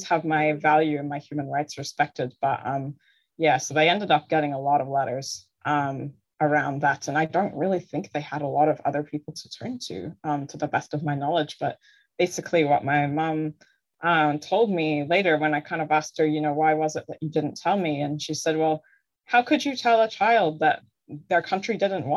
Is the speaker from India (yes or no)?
no; New Zealand; moved away as an adult; also born or lived in Ireland / Canada / Sweden; now in Norway; we moved to Aotearoa, New Zealand when I was nine. So that's where I mostly grew up